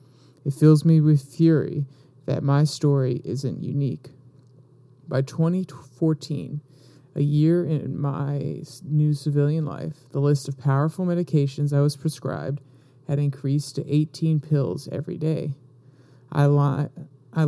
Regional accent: Jacksonville, North Carolina, United States; In my hometown of Jacksonville, North Carolina, there are two doctors for a town of thousands of veterans.

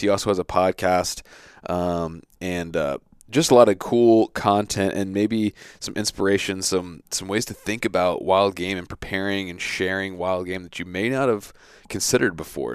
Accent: Virginia Beach, Virginia, United States; also born or lived in Centreville, Virginia; I grew up in Virginia Beach

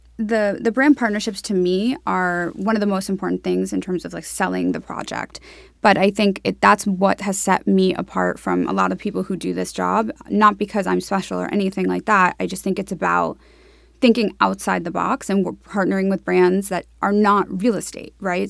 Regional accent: New York City, New York, United States; also born or lived in Florida; I grew up on the Upper East Side in New York City

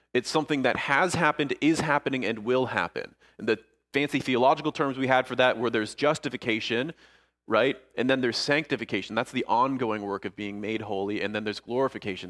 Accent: Niagara Falls, Ontario, Canada; moved away as an adult; also born or lived in St. Catharines, Ontario; now in Ayr, United Kingdom; growing up in Niagara Falls, Niagara Falls area

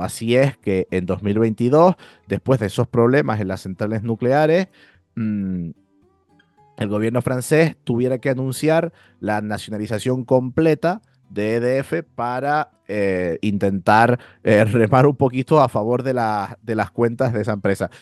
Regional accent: Spain; nosotros los españoles

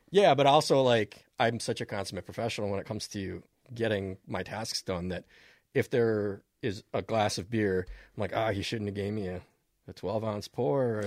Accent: Minnesota, United States; you learn as a Minnesotan

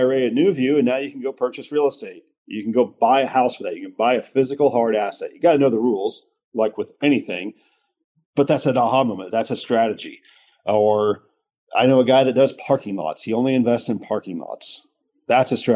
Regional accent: Midwest, United States; growing up in the Midwest

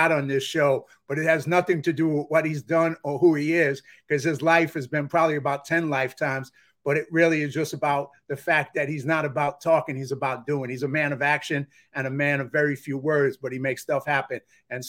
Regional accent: New York, United States; I'm from New York

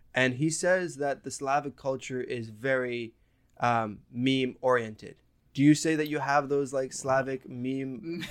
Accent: Lebanon; I grew up in Lebanon

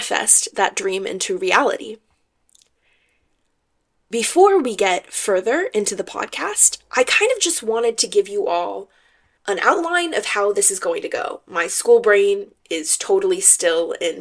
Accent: Bay Area, California, United States; I am from California. I'm a Cali girl through and through, and I'm from the Bay Area specifically

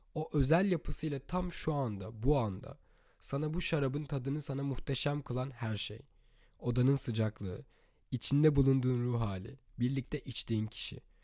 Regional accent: Turkey; moved away as an adult; Türkiye'deki evimde doğduğum büyüdüğüm evde

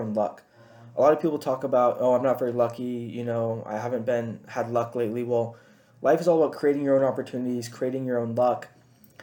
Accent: Chula Vista, California, United States; also born or lived in Rancho Bernardo, California / Paradise Hills, California; I grew up in Rolling Hills Ranch, which is in Chula Vista, California. I lived there about till 2010, 2011, when I moved up to Rancho Bernardo, where I went to middle school and high school.

